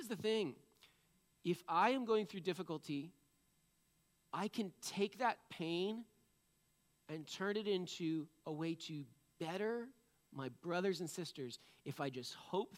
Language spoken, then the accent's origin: English; New England, United States; I'm from New England. I can't help it. We're just cynical people